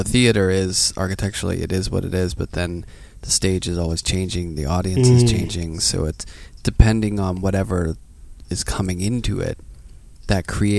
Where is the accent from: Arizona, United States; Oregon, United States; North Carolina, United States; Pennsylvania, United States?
Pennsylvania, United States; Pittsburgh; now in New York, United States; I grew up in Pittsburgh. It's a pretty gray city.